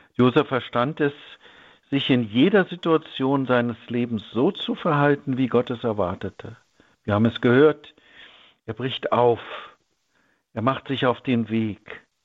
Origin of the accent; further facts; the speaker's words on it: Germany; In meiner Kindheit in der DDR hörte ich in der Schule